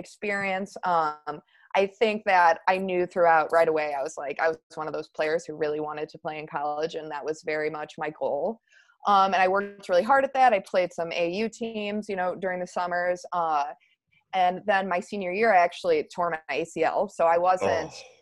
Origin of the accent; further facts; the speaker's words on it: Northbrook, Illinois, United States; I grew up in Northbrook, Illinois, which is also in the suburbs, very close to where I teach now.